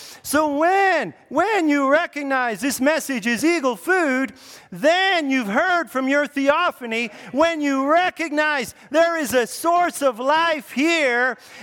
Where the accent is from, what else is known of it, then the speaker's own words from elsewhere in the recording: Grand Prairie, United States; hey, I'm from Grand Prairie. It's a small town.